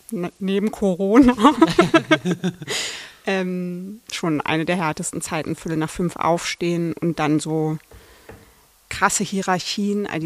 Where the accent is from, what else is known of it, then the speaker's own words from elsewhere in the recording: Berlin, Germany; ich komme aus Berlin.